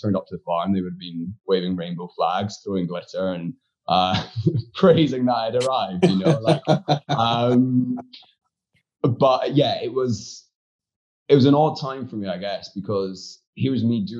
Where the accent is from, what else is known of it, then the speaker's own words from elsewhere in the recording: Aberdeen, Scotland, United Kingdom; moved away; also born or lived in Glasgow; I was a local lad, so I was from Aberdeen.